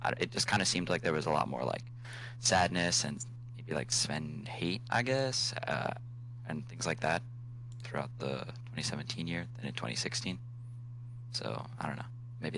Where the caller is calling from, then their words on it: Chapel Hill, North Carolina, United States; North Carolina, Chapel Hill.